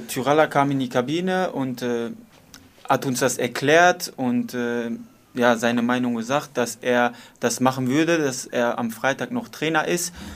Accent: Dortmund, North Rhine-Westphalia, Germany; ich bin in Nordstadt aufgewachsen

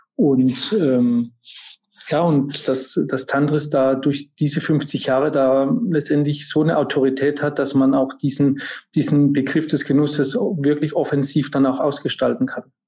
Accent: Germany; also born or lived in Paris, France; now in Munich, Germany; dass ich jetzt aus Deutschland kam oder dass ich jetzt ein deutscher Koch bin

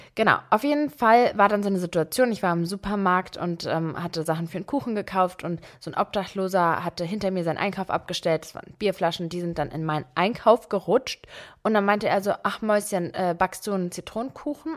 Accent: Berlin, Germany; Ich bin mit meiner Mutter alleine in Berlin aufgewachsen, hier auch geboren

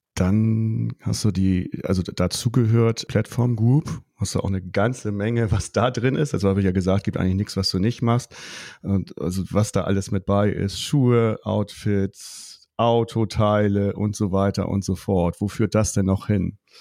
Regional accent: Buxtehude, Lower Saxony, Germany; ich bin ja nur auch auf dem Dorf groß geworden und äh, hier Buxtehude

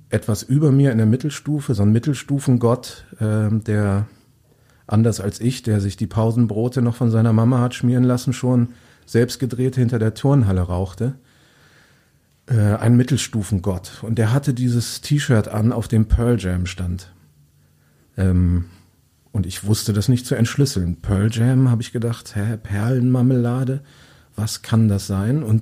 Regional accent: Hede, Lower Saxony, Germany; Ja, also du sagst, ich komme aus Diepholz. Das ist noch beschönigt. Ich komme aus Hede bei Diepholz.

